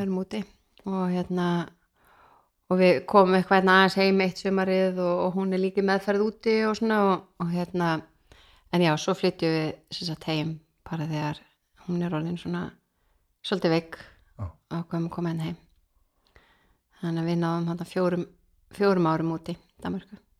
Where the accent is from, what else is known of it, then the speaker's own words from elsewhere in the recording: Keflavík, Southern Peninsula, Iceland; moved away as an adult; also born or lived in Denmark; now in Reykjavík, Iceland; ég er frá Keflæk og er raunin alveg þar upp